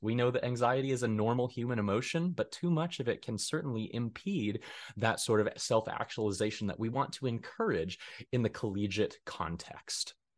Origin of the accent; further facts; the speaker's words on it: Denver, Colorado, United States; moved away as an adult; now in Hays, United States; I'm originally from Denver, Colorado